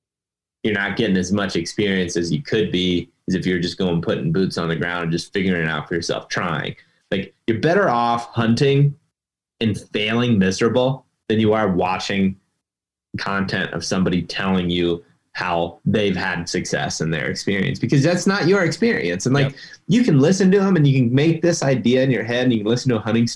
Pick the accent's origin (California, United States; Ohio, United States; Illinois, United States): Ohio, United States; I mean, baiting's legal in my home state of Ohio.